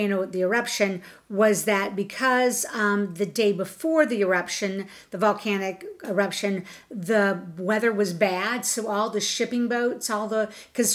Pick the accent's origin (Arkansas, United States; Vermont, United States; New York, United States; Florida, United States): Florida, United States; we're from Florida